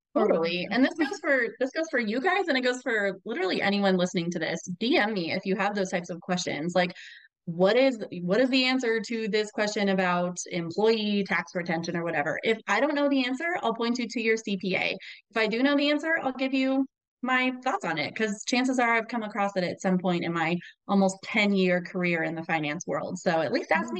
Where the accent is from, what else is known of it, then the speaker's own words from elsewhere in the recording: Albuquerque, New Mexico, United States; moved away as an adult; also born or lived in Texas; now in Minnesota, United States; I uh, was born and raised in Albuquerque, New Mexico, so that's where I'm from.